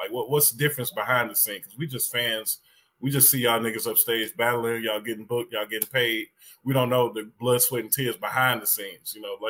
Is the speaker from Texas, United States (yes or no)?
no; Memphis, Tennessee, United States; I'm from Memphis, Tennessee growing up